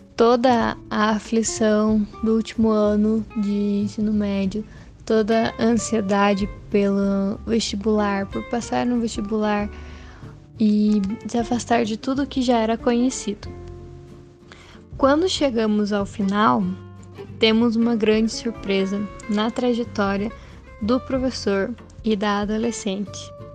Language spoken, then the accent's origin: Portuguese; Brazil; moved away; also born or lived in Guarapuava, Paraná; sou natural de Piranga, mas guarapavana de coração